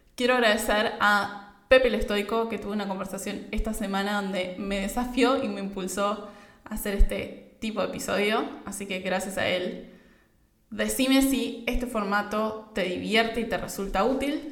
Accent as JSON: {"language": "Spanish", "country": "Argentina", "said": "yo soy de Argentina"}